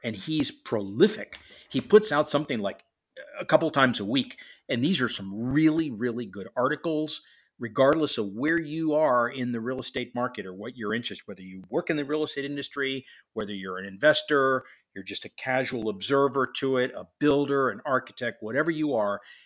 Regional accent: Miami, Florida, United States; now in Atlanta, United States; Miami, which, which happens to be my hometown

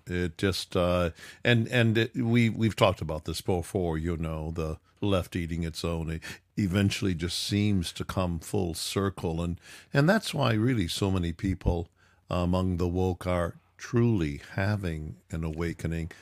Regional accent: Midwest, United States; I was brought up in the Midwest

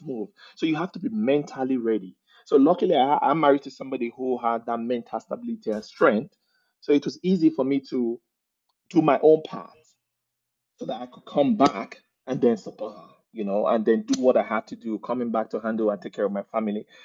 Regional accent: Nigeria; accent: Nigerian; moved away as an adult; now in Calgary, Canada; I'm from Nigeria.

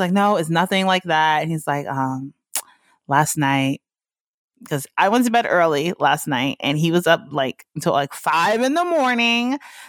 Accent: the South, United States; that's that black shit that I grew up on in the South, you know what I'm saying?

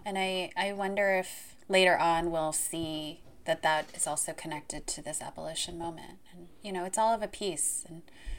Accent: Philippines; moved away as an adult; now in United States; I'm from the Philippines and migrated to the U.S. after high school.

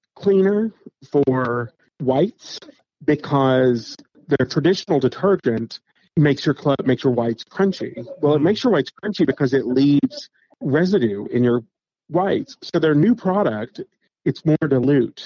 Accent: the Appalachians, United States; moved away; I grew up in the Appalachians

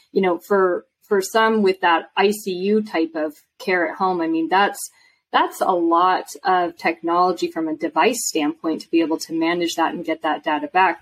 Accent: Washington, United States; I'm from Washington State

